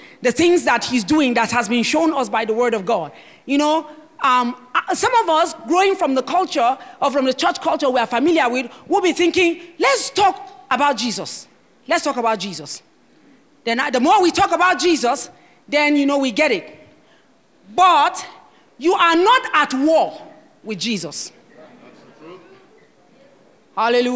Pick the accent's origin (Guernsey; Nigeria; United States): Nigeria; I am a Nigerian and I'm passionate about my country